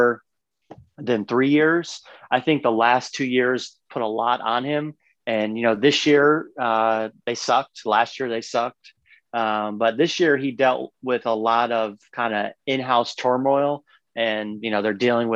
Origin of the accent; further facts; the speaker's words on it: New York, United States; now in Raleigh, United States; I'm from New York.